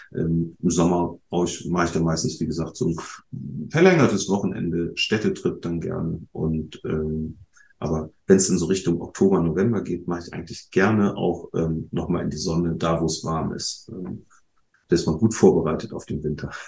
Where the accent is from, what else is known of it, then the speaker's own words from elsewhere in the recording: Bremen, Germany; als Bremer